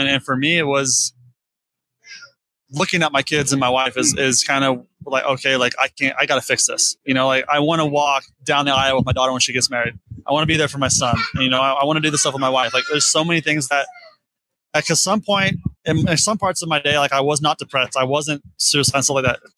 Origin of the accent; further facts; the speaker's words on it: Florida, United States; I'm from Florida, so I grew up with James